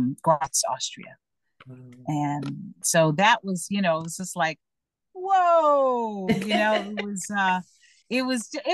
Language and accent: English; Miami, Florida, United States; I was born in Miami